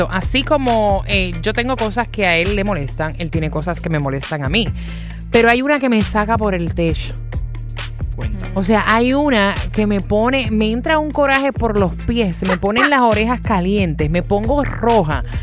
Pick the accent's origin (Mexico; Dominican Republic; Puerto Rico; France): Puerto Rico; Porque él es, cubano y yo soy boricua.